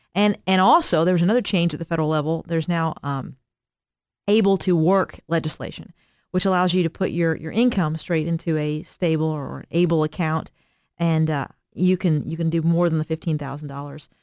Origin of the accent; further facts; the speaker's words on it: Eastern Kentucky, United States; I'm from Eastern Kentucky, so I'm from a, a rural Appalachian area